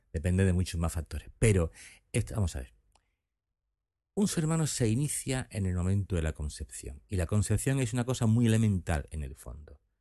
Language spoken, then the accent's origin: Spanish; Seville, Andalusia, Spain; moved away as an adult; now in Cádiz, Spain; los sevillanos, como es mi caso